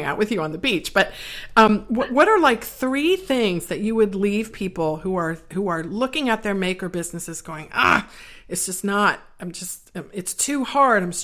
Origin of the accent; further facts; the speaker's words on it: East Coast, United States; I'm from the East Coast